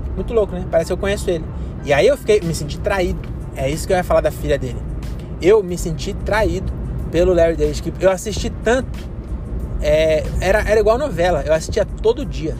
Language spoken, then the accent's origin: Portuguese; Cajamar, São Paulo, Brazil; Nasci em Cajamar